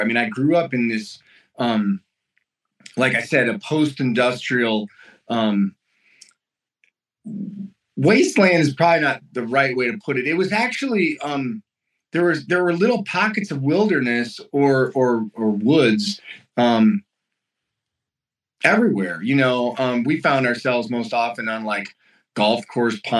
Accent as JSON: {"language": "English", "town": "Lansing", "region": "Michigan", "country": "United States", "tie": "born or raised there", "moved": "as an adult", "lives_now": "Montana, United States", "said": "I was born and raised in Lansing, Michigan, East Lansing, later on in life"}